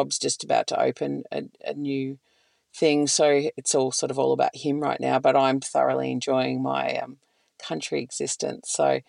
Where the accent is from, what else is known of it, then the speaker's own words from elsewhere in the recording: Victoria, Australia; but growing up in Northeast Victoria, it was just visiting for holidays.